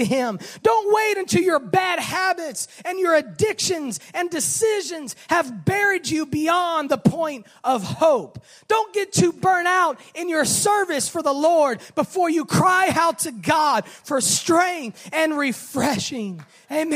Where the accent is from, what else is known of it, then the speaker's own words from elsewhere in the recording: Miami, Florida, United States; growing up in Miami around the ocean